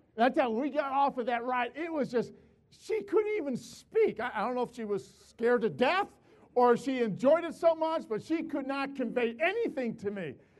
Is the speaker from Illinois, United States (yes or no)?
yes; Chicago, Illinois, United States; moved away; also born or lived in West Palmdale; I'm from Chicago. In Chicago, there's no mountains